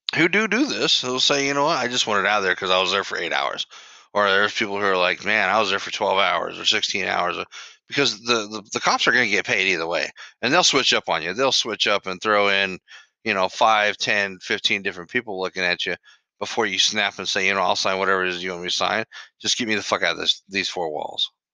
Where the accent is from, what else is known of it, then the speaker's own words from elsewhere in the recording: United States; I grew up in the United States of America